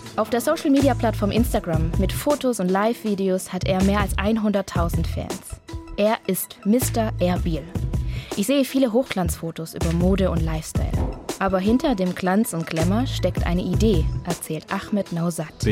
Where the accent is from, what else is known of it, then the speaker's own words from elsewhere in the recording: Germany; Ich bin aus Deutschland